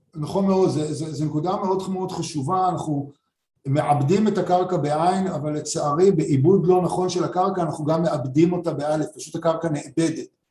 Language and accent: Hebrew; Rishon LeZion, Central District, Israel; אני גדלתי בראשון, עירוני לגמרי